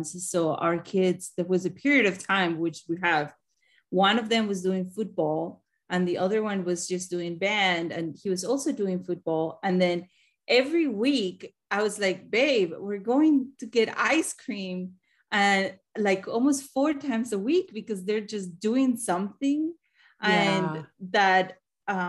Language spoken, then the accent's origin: English; Colombia; now in Missouri, United States; I live in Missouri, but I'm originally from Colombia.